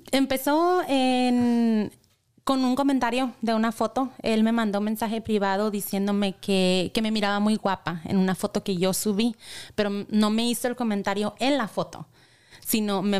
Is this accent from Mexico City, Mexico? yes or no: no; Imuri, Sonora, Mexico; para mi pueblo. De donde es ella.